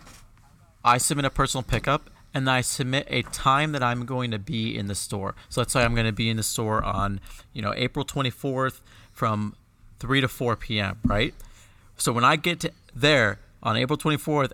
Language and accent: English; United States; I was from America and I was an Apple employee